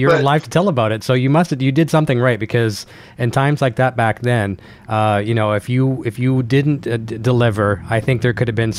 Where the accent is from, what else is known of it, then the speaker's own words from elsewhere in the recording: Canada; So you come from a small town, and I like to say small town Canada, just like me.